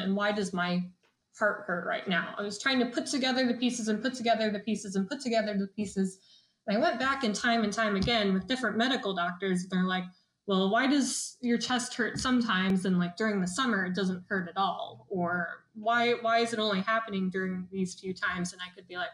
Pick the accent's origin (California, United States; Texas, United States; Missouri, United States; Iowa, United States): Iowa, United States; the Midwest; I'm from the Midwest, and Midwestern is very traditional.